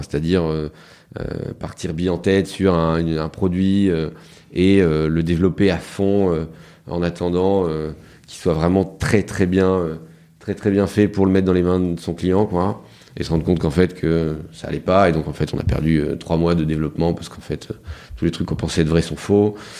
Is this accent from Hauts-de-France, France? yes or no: yes; Lille, Hauts-de-France, France; moi je suis né à Lille, mhm. enfin dans la banlieue de Lille